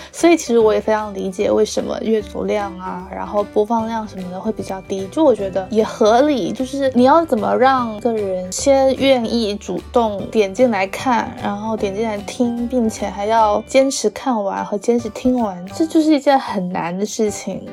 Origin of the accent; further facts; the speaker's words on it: southern China, China; accent: southern accent; 我们两个就是会有很明显的南方的腔调